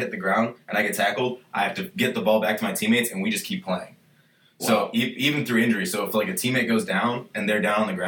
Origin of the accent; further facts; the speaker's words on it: Cleveland, Ohio, United States; moved away; I'm originally from Cleveland, Ohio. I started playing rugby when I was 14, picked it up in my high school